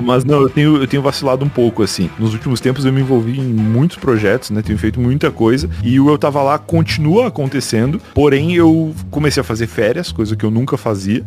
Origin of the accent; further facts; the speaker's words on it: Rio Grande do Sul, Brazil; eu sou gaúcho, né? E lá no Rio Grande do Sul